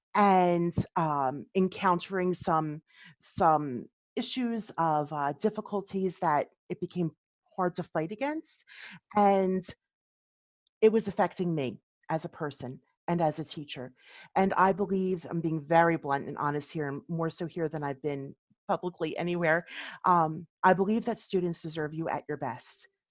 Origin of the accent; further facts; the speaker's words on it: Philadelphia, Pennsylvania, United States; moved away as an adult; now in Quakertown, United States; I grew up in Philadelphia